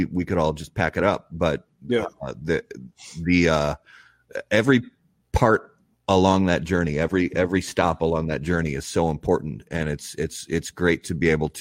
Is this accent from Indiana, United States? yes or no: yes; Richmond, Indiana, United States; moved away as an adult; now in Minnesota, United States; I was born in Richmond, Indiana, so just over the border, and we spent a lot of time going to Riverfront Stadium, you know, in the mid-70s, late 70s, early 80s. And so as a kid, you know, growing up down in that area